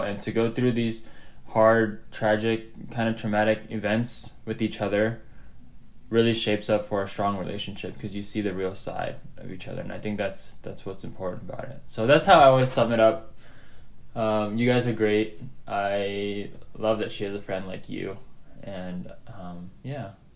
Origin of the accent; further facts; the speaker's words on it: Gaithersburg, Maryland, United States; also born or lived in Jakarta, Indonesia; I grew up in the United States in Gaithersburg, Maryland